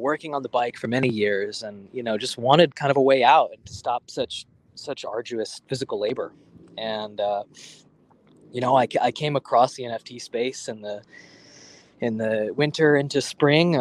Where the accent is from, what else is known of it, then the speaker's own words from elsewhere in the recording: New York City, New York, United States; I grew up in Manhattan. You know, I'm a New Yorker through and through